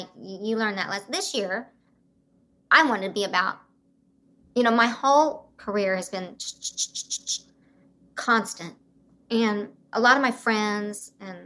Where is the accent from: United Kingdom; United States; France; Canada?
United States; Broken Arrow, Oklahoma; I grew up in Oklahoma and Broken Arrow outside Tulsa.